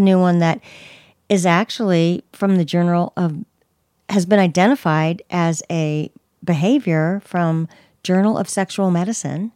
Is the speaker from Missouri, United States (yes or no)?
no; Bay Area, California, United States; I'm from the Bay Area